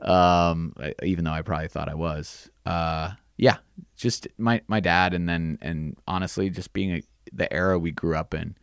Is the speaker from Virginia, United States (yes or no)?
no; Vermont, United States; growing up in Vermont, you know, it's dirt roads and you know ski area parking lots